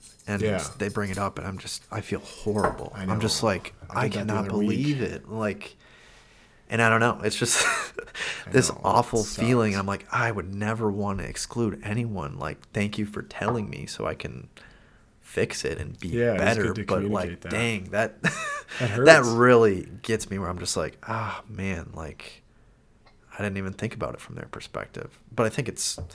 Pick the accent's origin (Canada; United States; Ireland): United States; Minnesota; growing up in Minnesota